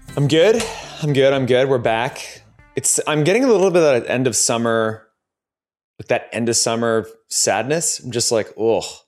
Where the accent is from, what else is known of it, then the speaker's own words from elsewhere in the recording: Ontario, Canada; We're both from Ontario